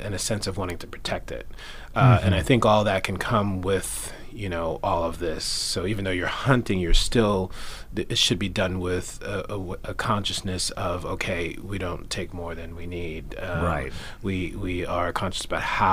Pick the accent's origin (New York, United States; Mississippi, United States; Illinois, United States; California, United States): New York, United States; New York City; moved away as an adult; I grew up in Queens, New York.